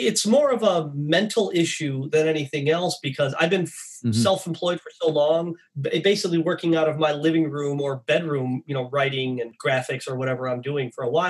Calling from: Newport Beach, California, United States; I am in beautiful Newport Beach, California.

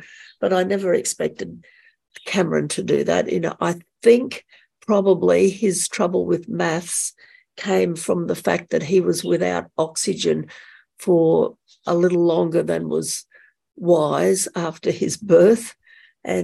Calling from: Brisbane, Queensland, Australia; I'm calling from Brisbane in the state of Queensland in Australia.

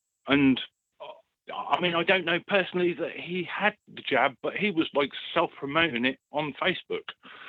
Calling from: East of England, United Kingdom

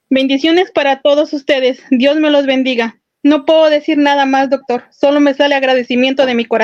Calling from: Los Angeles, California, United States; De aquí de Los Ángeles, doctor.

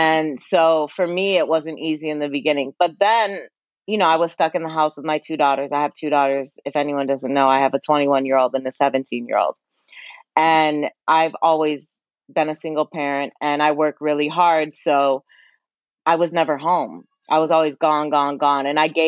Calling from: New York, United States; Yeah, I'm in New York. New York.

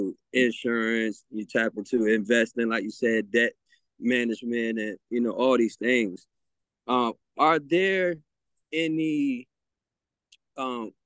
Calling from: Virginia Beach, Virginia, United States; I'm calling from Virginia Beach, Virginia.

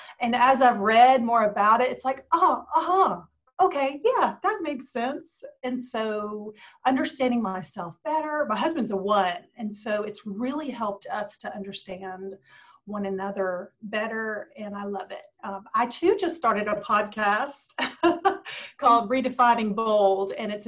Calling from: Virginia, United States; I'm calling in from Southwest Virginia.

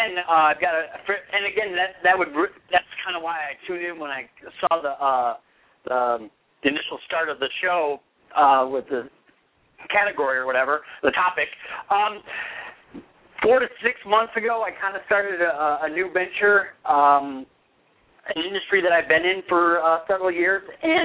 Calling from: Michigan, United States; I'm calling from Michigan.

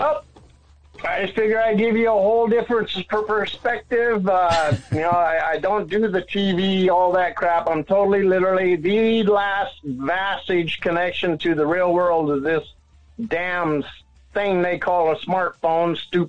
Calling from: Pacific Northwest, United States; Up by the border, Washington, Idaho, Canada border, up here in the corner.

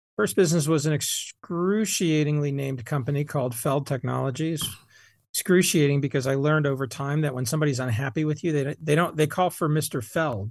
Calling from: Boulder, Colorado, United States; I'm calling you from Boulder, Colorado.

